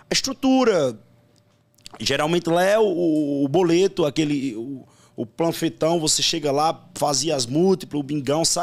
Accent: Campina Grande, Paraíba, Brazil; Sou de Campina Grande, Paraíba.

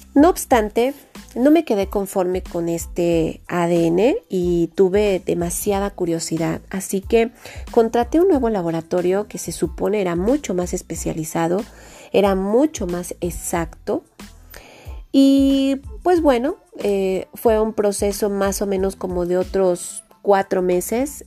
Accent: Mexico; somos mexicanos

